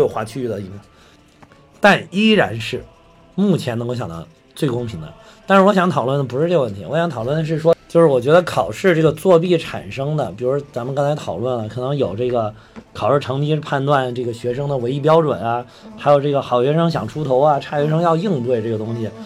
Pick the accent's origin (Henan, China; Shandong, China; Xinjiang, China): Henan, China; 因为咱们两个来自河南